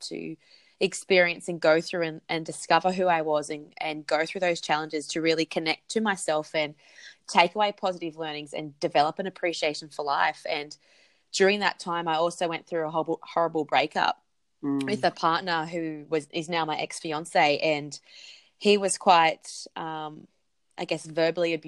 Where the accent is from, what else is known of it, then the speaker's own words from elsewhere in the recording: Central Coast, New South Wales, Australia; moved away; also born or lived in Perth; I'm originally from the Central Coast in New South Wales